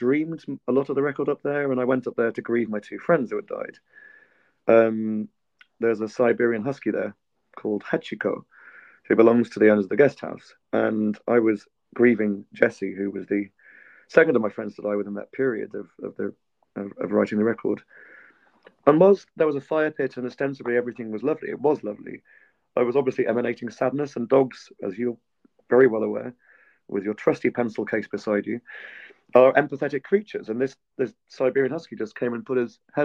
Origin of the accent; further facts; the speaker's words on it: United Kingdom; now in Georgia; I'm from a privileged post-imperial island that exercises far too much power overseas for its own good